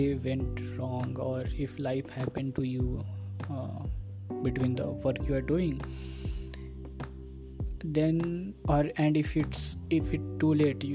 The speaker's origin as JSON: {"language": "English", "country": "India", "first_language": "Hindi", "second_language": "English", "said": "I am from India"}